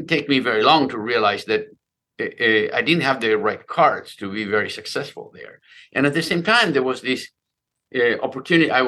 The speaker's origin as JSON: {"language": "English", "region": "Buenos Aires", "country": "Argentina", "tie": "born or raised there", "moved": "yes", "said": "I grew up in Buenos Aires"}